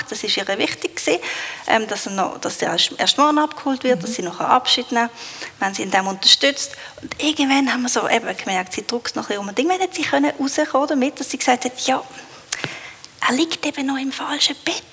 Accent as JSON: {"language": "German", "country": "Switzerland", "said": "Ich glaube, in dem sind wir Schweizer nicht so gut."}